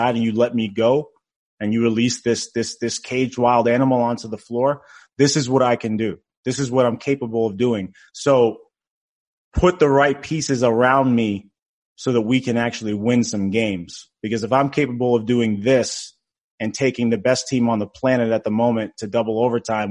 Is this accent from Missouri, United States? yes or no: no; Boston, Massachusetts, United States; I'm from Boston. I grew up a Celtics fan